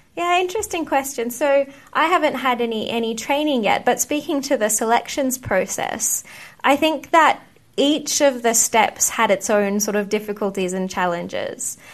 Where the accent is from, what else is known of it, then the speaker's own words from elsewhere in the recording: Australia; moved away as an adult; also born or lived in United Kingdom; I grew up in Australia